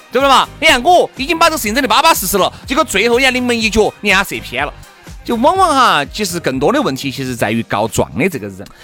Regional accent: Sichuan, China; 我们四川这边

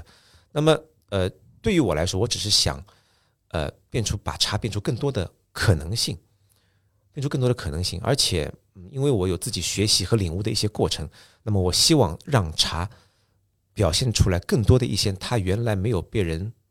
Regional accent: Japan; Chinese is a second language; 你们中国人一直会把我们日本茶道说是日本茶道，但我们日本人觉得日本茶道是中国茶道，就是这样的。

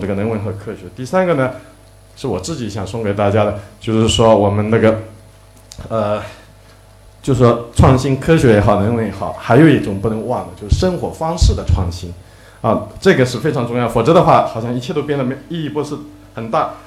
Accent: Zhejiang, China; 我们浙江这边

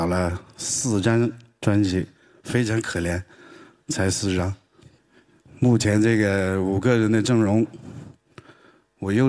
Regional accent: Sichuan, China; 我是南方人，天不怕地不怕，最怕云南人、广东人、四川人说普通话。我就是四川人。而且我还是四川西南最南的地方，海拔两三千米以上的地方的一个一个野蛮人。

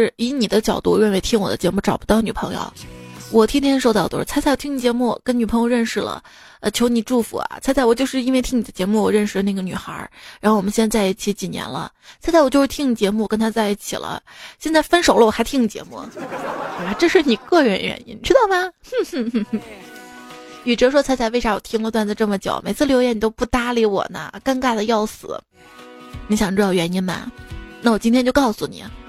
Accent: Northeast China, China; 要我说这些方法肯定不是我们东北人研究的，因为东北人不可能剩酒的。

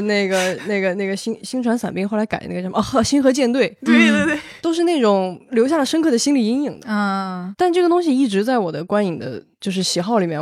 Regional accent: Guizhou, China; 因为我是贵州人

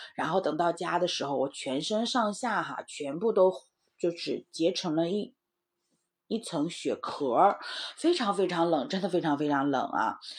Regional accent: Heilongjiang, China; moved away; 我是在黑龙江长大的

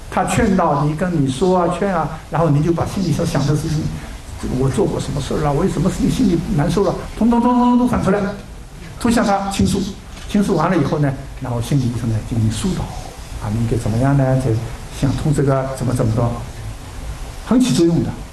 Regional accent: China; 我们中国人

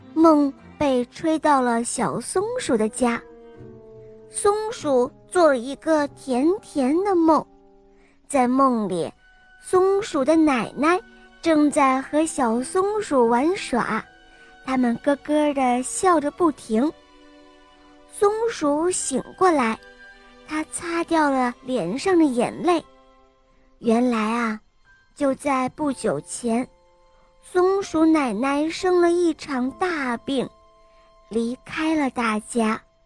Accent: Emeishan, Sichuan, China; 我今年四岁半了，我来自格梅三四

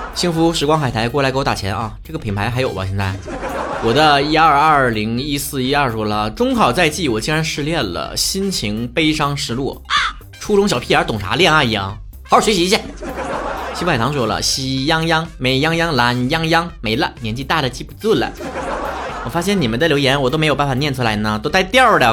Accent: Northeast China, China; accent: Northeastern Mandarin; 东北话讲啪叽

